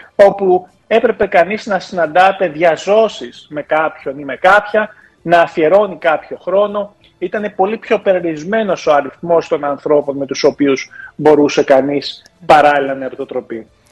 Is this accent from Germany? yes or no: yes; Germany; moved away; οι δικοί μου γονεί μετανάστε ήταν. Γεννήθηκα μεγάλο στη Γερμανία